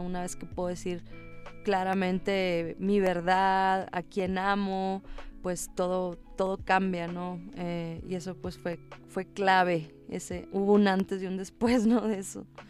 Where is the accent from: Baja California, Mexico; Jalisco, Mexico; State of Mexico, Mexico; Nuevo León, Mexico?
Nuevo León, Mexico; Monterrey; moved away as an adult; also born or lived in Los Angeles; now in Mexico City, Mexico; soy de México, soy una rapera mexicana